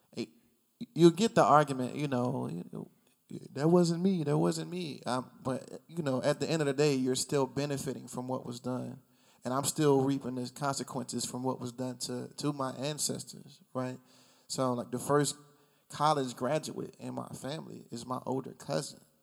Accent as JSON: {"language": "English", "country": "United States", "said": "I'm, I'm from here."}